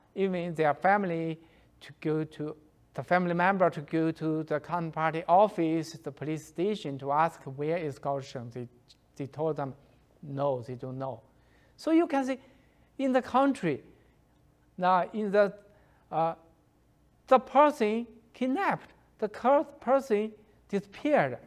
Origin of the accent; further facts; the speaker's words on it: Shandong, China; He lived in Shandong province, same with, uh, me